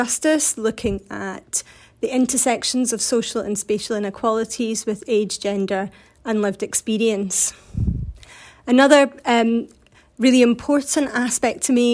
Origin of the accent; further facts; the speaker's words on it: Glasgow, Scotland, United Kingdom; So I grew up in Scotland on the west coast, around Glasgow